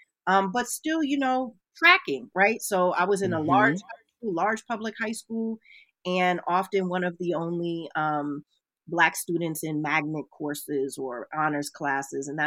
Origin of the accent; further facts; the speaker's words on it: Silver Spring, Maryland, United States; moved away as an adult; also born or lived in Washington, D.C. / Philadelphia, Pennsylvania; now in Chicago, United States; So I was born in Washington, D.C. I was raised in Silver Spring, Maryland